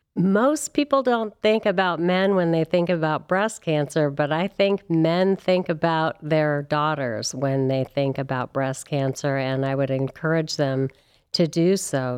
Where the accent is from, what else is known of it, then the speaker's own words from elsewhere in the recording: California, United States; moved away as an adult; also born or lived in Santa Barbara / San Francisco; now in Cleveland, United States; I am from California